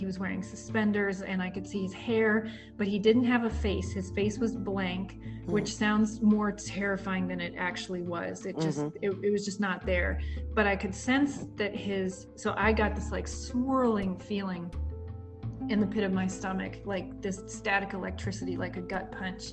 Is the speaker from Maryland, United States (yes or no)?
yes; Maryland, United States; moved away; also born or lived in Chicago; when I was a kid, I grew up in Maryland.